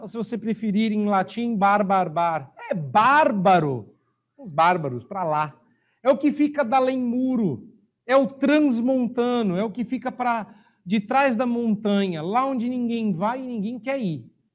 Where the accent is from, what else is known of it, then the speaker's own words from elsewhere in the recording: Brazil; eu sou brasileiro